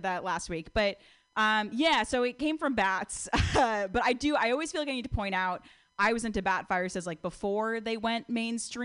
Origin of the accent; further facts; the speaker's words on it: Connecticut, United States; now in California, United States; I'm from Connecticut